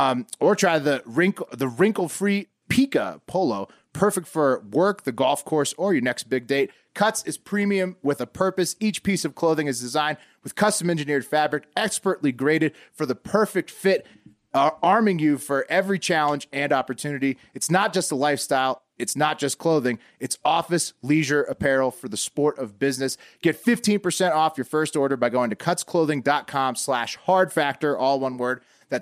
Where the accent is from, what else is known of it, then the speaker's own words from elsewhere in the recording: Empire, Nevada, United States; I hate my hometown of Empire, Nevada.